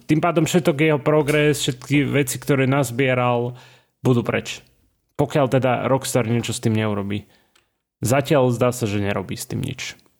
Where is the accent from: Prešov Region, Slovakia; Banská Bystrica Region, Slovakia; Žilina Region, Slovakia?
Banská Bystrica Region, Slovakia; Banská Bystrica; moved away; som z Bystrice